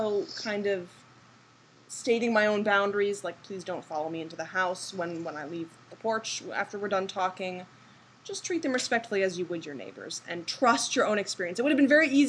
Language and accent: English; Massachusetts, United States; moved away as an adult; also born or lived in California; I was born and raised in Massachusetts